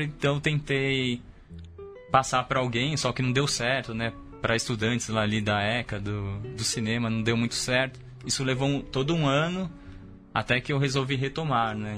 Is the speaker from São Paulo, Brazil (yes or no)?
yes; São Paulo, Brazil; eu sou da periferia, né, da cidade, da zona norte, mas eu sempre fui fascinado pelo centro de São Paulo, porque talvez o centro de São Paulo seja exatamente o oposto de onde eu vim